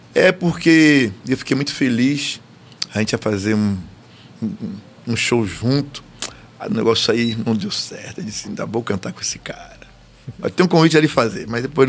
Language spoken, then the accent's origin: Portuguese; Salvador, Bahia, Brazil; já nascido e criado no Candial